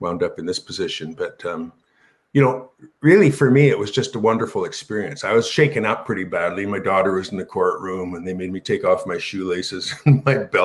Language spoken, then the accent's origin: English; Canada; We're Canadian